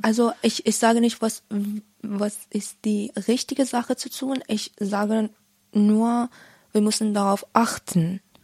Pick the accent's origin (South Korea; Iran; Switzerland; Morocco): Iran; German is a second language; moved away; wir als Iraner oder als Menschen aus von Iran